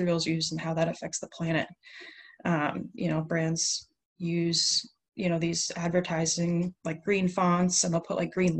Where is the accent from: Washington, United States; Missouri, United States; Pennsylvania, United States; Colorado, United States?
Pennsylvania, United States; I grew up in Pennsylvania in the mountains